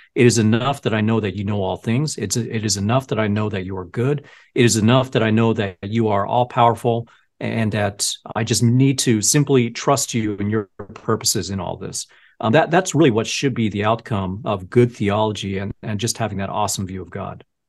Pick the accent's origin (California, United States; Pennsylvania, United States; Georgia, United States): California, United States; El Segundo; I grew up in El Segundo. It's a kind of a beach town